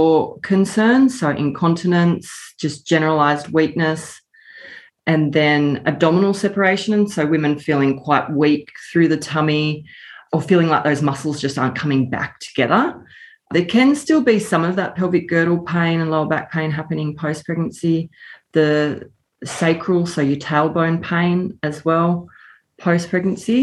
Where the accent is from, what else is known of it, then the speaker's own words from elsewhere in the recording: Nambucca Valley, New South Wales, Australia; moved away as an adult; I grew up in the Nambucca Valley, moved away for study and work